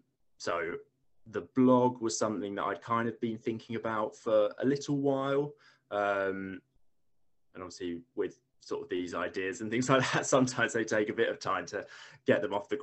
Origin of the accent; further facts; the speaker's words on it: East of England, United Kingdom; also born or lived in Bristol; So I grew up in Essex, actually. So obviously relatively near to London.